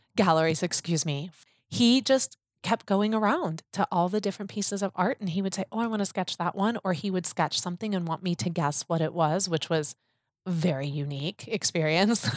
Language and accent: English; Chicago, Illinois, United States; I love my hometown so much